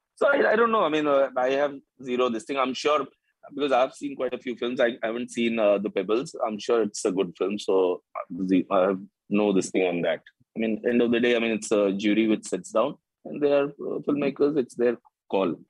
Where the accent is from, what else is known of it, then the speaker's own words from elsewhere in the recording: Shillong, Meghalaya, India; moved away as an adult; also born or lived in Nagaland / Delhi; now in Mumbai, India; I was born in Nagaland, grew up in Shillong